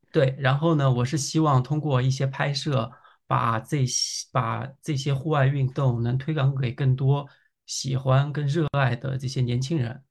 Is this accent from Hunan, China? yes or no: no; Yangzhou, Jiangsu, China; now in Beijing, China; 我是扬州人